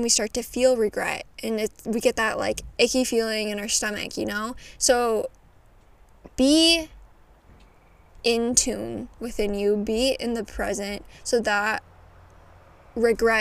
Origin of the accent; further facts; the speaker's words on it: Midwest, United States; I know I say pop. I'm from the Midwest